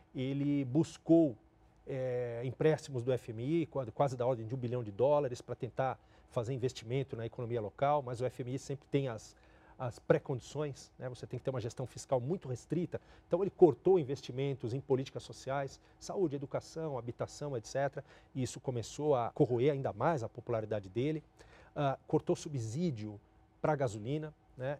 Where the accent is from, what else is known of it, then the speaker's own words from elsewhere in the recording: Brazil; Como brasileiros, como latino-americanos